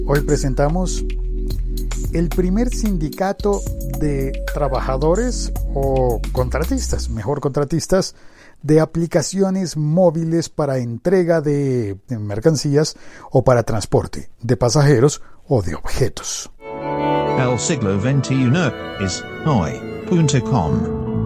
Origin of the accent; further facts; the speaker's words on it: Colombia; en mi país, hablo por mi país